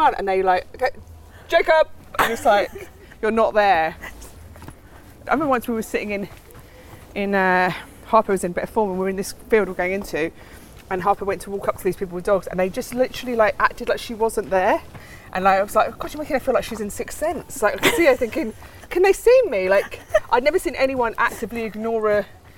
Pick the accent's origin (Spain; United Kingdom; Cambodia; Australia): United Kingdom; London; also born or lived in Ireland; I was born in Regent's Park Estates, a council estate, down near Warren Street, in between Warren Street and Mornington Crescent.